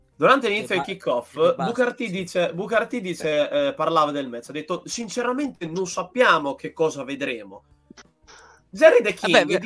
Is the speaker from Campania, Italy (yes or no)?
no; Emilia-Romagna, Italy; io da buon romagnolo